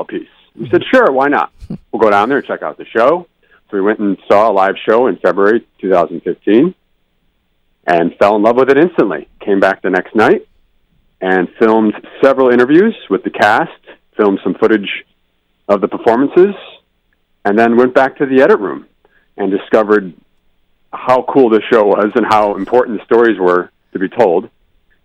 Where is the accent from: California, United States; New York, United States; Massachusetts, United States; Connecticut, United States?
Connecticut, United States; now in Los Angeles, United States; I'm not from Los Angeles originally. I'm from Connecticut